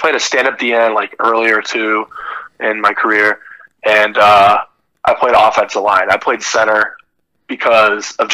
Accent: Ohio, United States; I am leaving my hometown, because this is something that I've been with for 18 years, and I haven't moved once. I've lived here my whole life

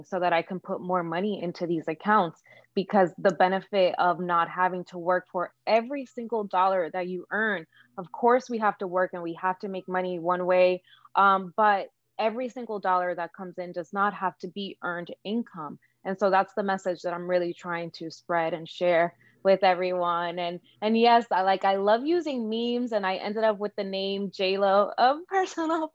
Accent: Dominican Republic; now in New York, United States; I'm from the Dominican Republic.

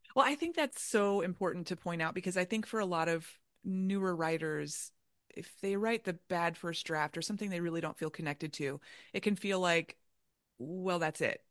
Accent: Orlando, Florida, United States; now in Chicago, United States; I grew up in Orlando

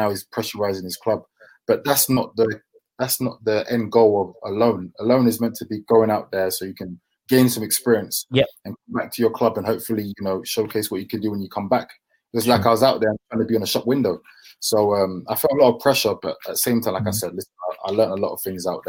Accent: Deptford, London, United Kingdom; my family, we grew up in Deptford, Lewisham, so it's quite near the Millwall area

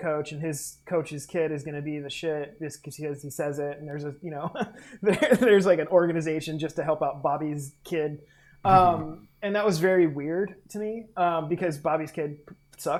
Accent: Olympia, Washington, United States; also born or lived in Fort Lewis, Washington / Puerto Rico; I grew up in Olympia. My dad was military, so I was born in Fort Lewis.

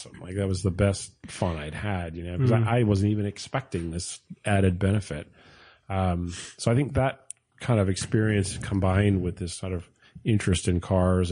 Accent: Port Jefferson, New York, United States; I grew up in Port Jeff

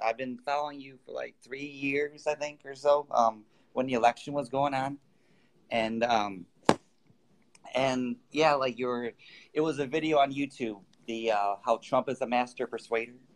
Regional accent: United States; moved away as an adult; now in Arizona, United States; I grew up in Washington and I just recently moved to Arizona.

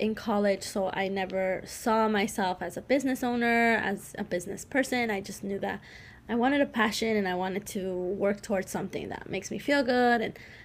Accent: Colombia; moved away; I was born in Colombia, so I am Latina and I speak Spanish with my family

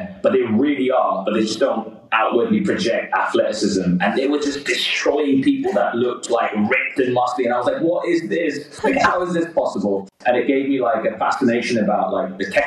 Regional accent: London, United Kingdom; I grew up in West London

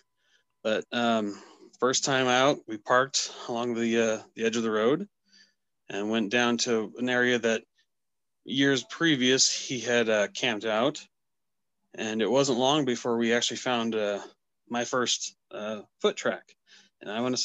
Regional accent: Northwest Montana, United States; also born or lived in Omaha, Nebraska; I'm from Northwest Montana, born and raised.

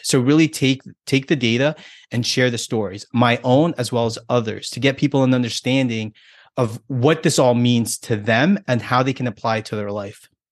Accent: United States; me being American and being here in this country

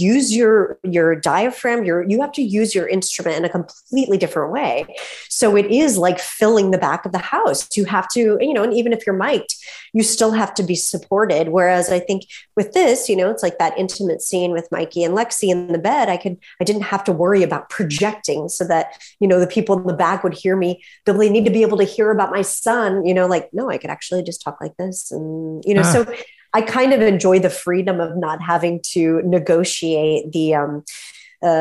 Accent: Topeka, Kansas, United States; moved away as an adult; now in Brooklyn, New York, United States; I grew up in Kansas.

